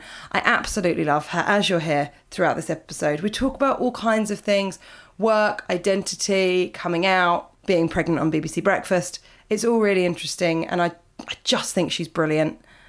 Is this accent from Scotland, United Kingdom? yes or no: no; Yorkshire and the Humber, United Kingdom; now in Copenhagen, Denmark; I grew up in West Yorkshire, but I'm currently living in Copenhagen, and it's been tough this year.